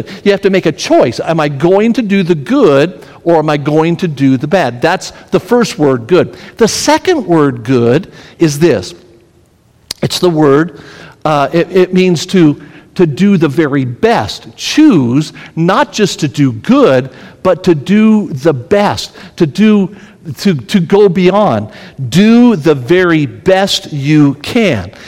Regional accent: Las Vegas, Nevada, United States; moved away as an adult; also born or lived in Tennessee; I grew up in Las Vegas

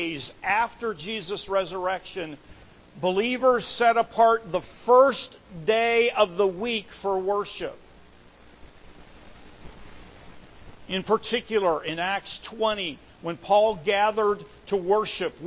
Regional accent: United States

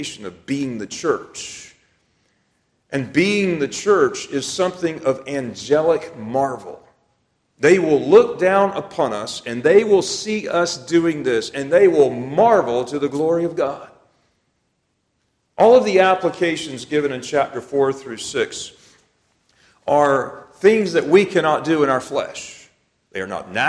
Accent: United States; I'm an American

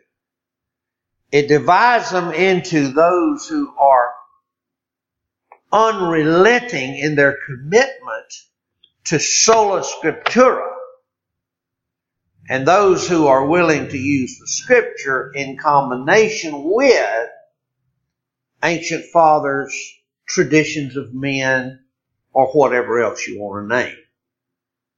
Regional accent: United States; many of us as Americans, not necessarily because we're Baptists, but because we're American

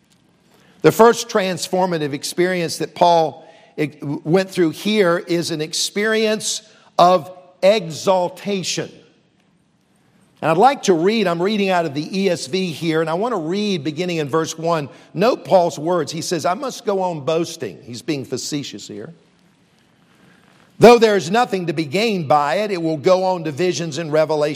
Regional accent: Columbia, South Carolina, United States; also born or lived in Charleston, South Carolina; I grew up here in South Carolina, Columbia, the capital city

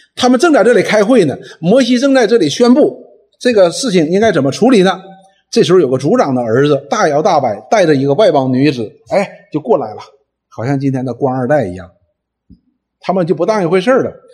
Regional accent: China; 我们中国人所说的除恶务尽

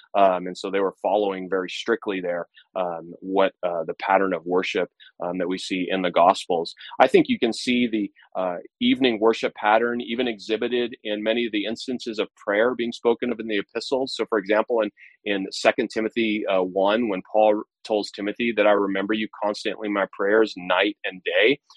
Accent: United States; Independence Day marks me as an American. That's who I am

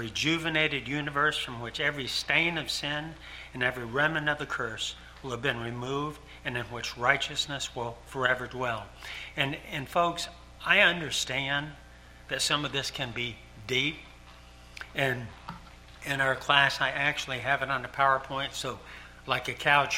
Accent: Ticonderoga, New York, United States; moved away as an adult; I grew up in Ticonderoga, New York, 100 miles from Canada.

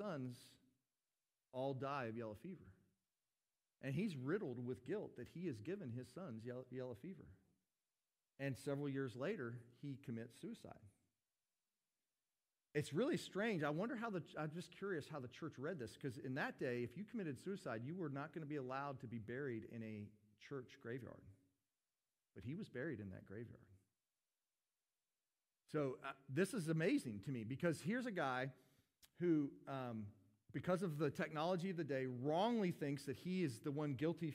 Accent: United States; I'm an American

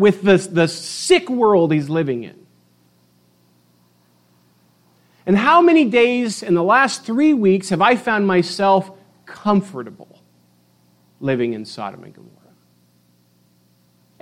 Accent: United States; as American Christians

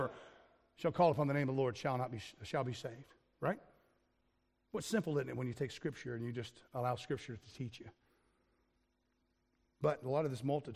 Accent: United States; now in Wales, United Kingdom; I'm an American

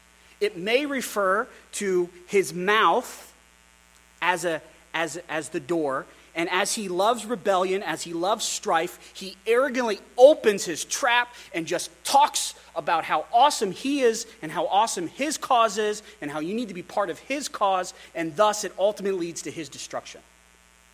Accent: Wyoming, United States; also born or lived in Philadelphia; I grew up in Wyoming. I started a punk rock band in Wyoming.

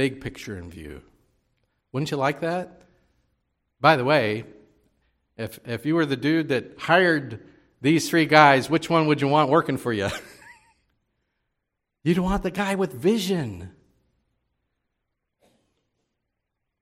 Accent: Baltimore, Maryland, United States; moved away as an adult; also born or lived in Winnipeg, Canada / northern Minnesota; I grew up here in Baltimore, the Baltimore area

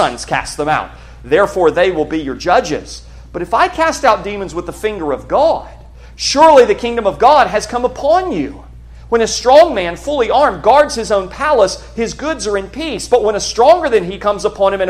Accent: United States; American Christians

